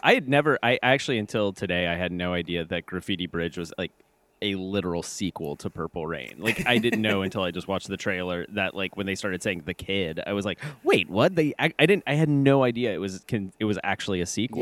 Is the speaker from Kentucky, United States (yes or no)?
yes; Kentucky, United States; I'm from Kentucky. Like we say y'all